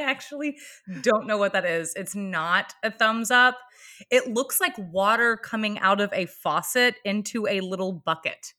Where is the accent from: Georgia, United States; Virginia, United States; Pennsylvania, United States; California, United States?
Georgia, United States; Atlanta; moved away; I'm from Atlanta, Georgia, originally